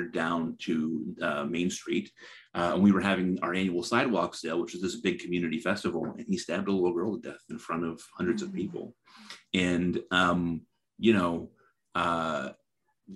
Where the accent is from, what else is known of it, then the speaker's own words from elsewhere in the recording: Middletown, Connecticut, United States; I'm from Middletown, Connecticut, where Connecticut Valley Hospital is